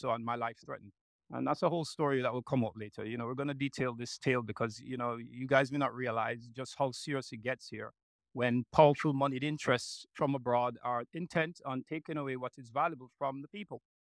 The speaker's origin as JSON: {"language": "English", "country": "Jamaica", "also_born_or_lived": "United States / United Kingdom", "said": "I'm as much a diaspora person as I'm a Jamaican person. You know, half my life in the States, half my life in Jamaica, and early time in the UK."}